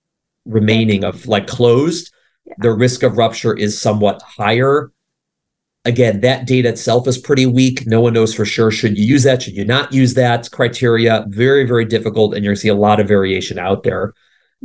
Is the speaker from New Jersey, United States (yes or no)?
no; Chicago, Illinois, United States; moved away; I grew up in Chicago